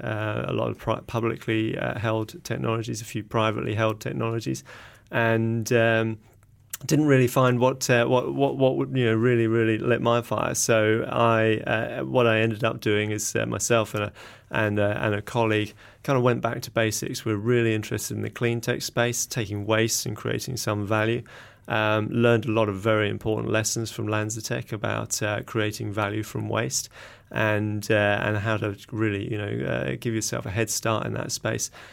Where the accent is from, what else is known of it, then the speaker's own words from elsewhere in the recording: England, United Kingdom; accent: English; moved away as an adult; now in Auckland, New Zealand; you can probably tell by my accent, I'm, I'm English originally.